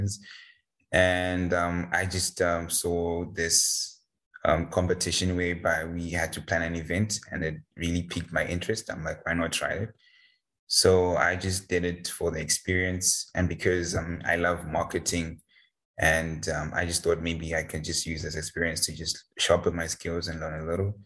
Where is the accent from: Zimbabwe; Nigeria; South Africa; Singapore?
Zimbabwe; moved away as an adult; now in Warsaw, Poland; I was actually learning in Zimbabwe, and I was doing accounting